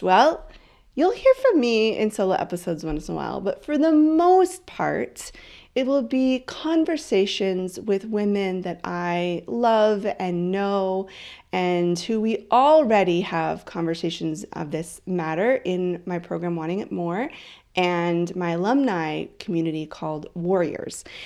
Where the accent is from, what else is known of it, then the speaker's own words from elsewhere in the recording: Canada; also born or lived in Vancouver Island; I am Canadian.